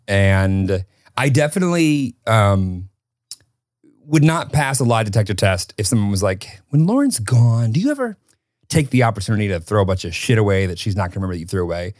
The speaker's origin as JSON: {"language": "English", "town": "Rockford", "region": "Illinois", "country": "United States", "tie": "born or raised there", "said": "I grew up in Rockford, Illinois"}